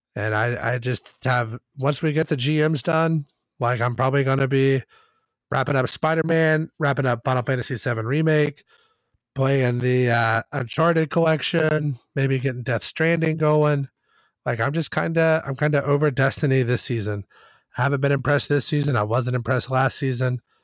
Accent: Kentucky, United States; we are from Kentucky

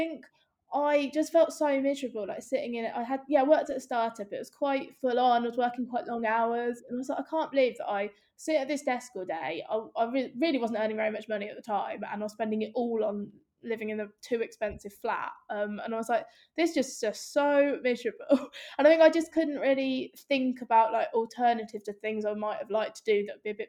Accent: Northampton, East Midlands, United Kingdom; moved away; also born or lived in London; I'm from Northampton, so middle of the Midlands

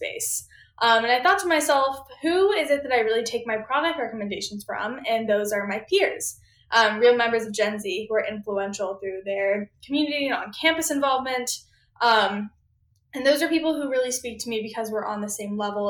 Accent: Austin, Texas, United States; moved away as an adult; now in Washington, D.C., United States; growing up in Austin, Texas

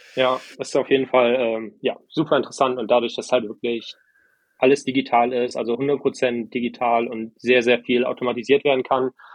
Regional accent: Germany; moved away as an adult; also born or lived in Estonia; Ich bin super privilegiert, in Deutschland äh, aufgewachsen zu sein

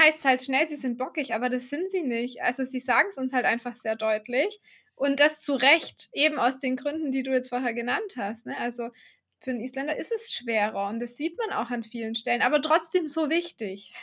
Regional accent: Baden-Württemberg, Germany; ich komme ja aus dem Süden von Deutschland, aus Baden-Württemberg

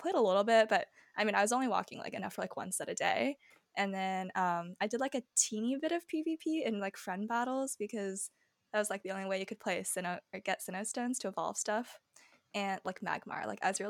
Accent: United States

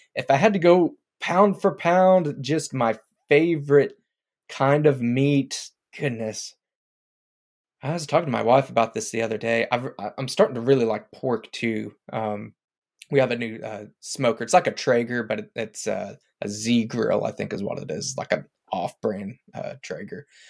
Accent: Duncan, Oklahoma, United States; in my hometown, Duncan, Oklahoma

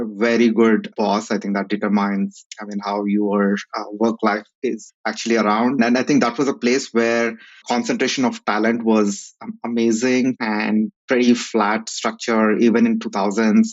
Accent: Kurnool, Andhra Pradesh, India; I'm from a place called Karnool in Andhra Pradesh

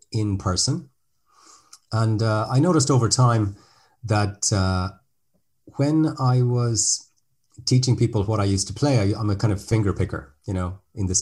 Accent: Ireland; now in France; I'm speaking to you from France today, but as the name might suggest, I'm actually Irish

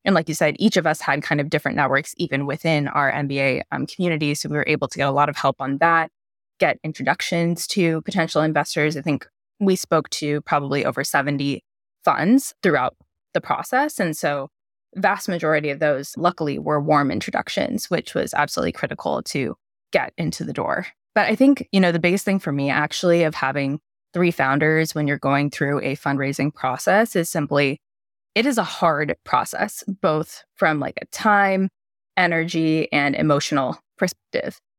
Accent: United States; I'm Indian American

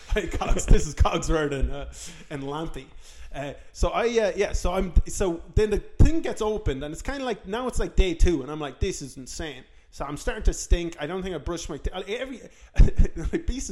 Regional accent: Ireland; I'm from Ireland.

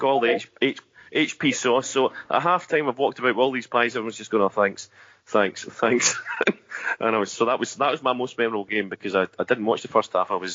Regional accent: Australia; So I am Australian, as I said, so I haven't been at Huddle Down Under.

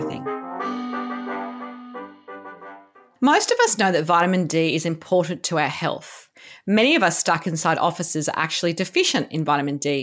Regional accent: Sydney, New South Wales, Australia; I grew up around Bronte

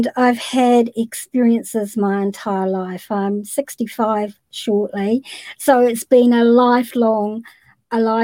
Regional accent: New Zealand; I'm from New Zealand.

